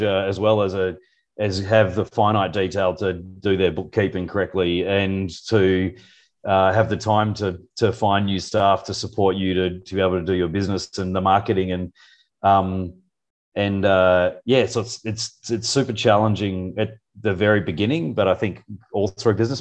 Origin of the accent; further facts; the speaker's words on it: Perth, Western Australia, Australia; moved away as an adult; also born or lived in New Zealand; now in Singapore; I'm a veterinarian from Perth, grew up in the city